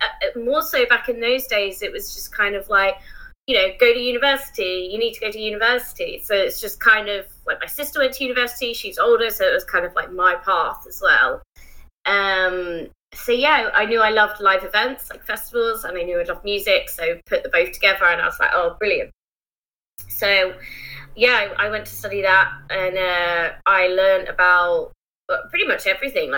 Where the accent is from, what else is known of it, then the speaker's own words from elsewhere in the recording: Isle of Wight, South East England, United Kingdom; moved away; also born or lived in Bristol; I grew up on the Isle of Wight, and for those who don't know, it's just a tiny island off the south coast of England.